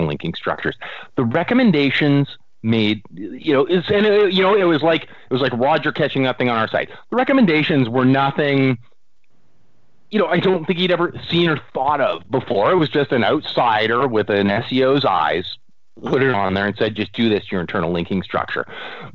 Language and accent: English; Canada